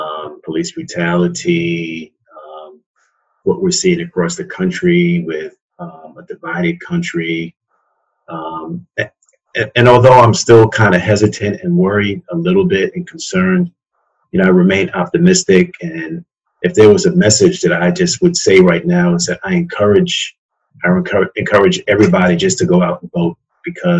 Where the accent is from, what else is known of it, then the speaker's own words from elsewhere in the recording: New York City, New York, United States; moved away as an adult; also born or lived in Petersburg, Virginia; now in Baltimore, United States; born and raised in Queens, and when I turned 18, actually when I was 17, I turned 18 when I moved away